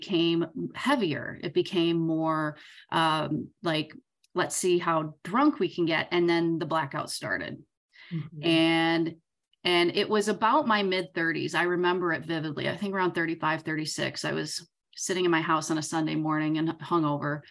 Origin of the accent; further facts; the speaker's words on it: Southern Michigan, United States; I'm from Southern Michigan